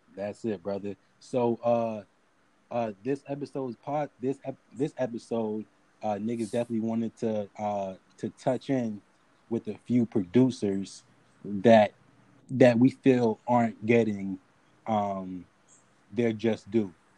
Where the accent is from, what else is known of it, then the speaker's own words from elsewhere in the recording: Atlanta, Georgia, United States; growing up in Atlanta